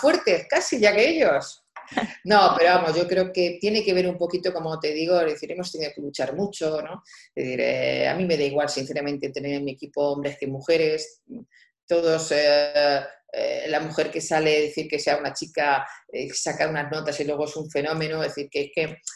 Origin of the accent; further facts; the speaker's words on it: Albacete, Castilla-La Mancha, Spain; moved away as an adult; also born or lived in Madrid; siendo la hija mayor, que este, soy de Albacete, una ciudad pequeña